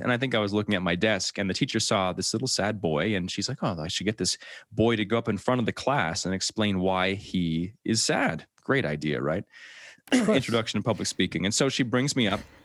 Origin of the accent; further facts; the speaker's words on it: New Brunswick, Canada; moved away as an adult; I grew up in New Brunswick, Canada, so right above Maine, actually, in the States